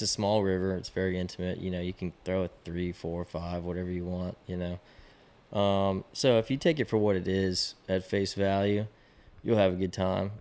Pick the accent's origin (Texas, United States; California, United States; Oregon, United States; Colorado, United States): Texas, United States; Austin; I, I grew up in Austin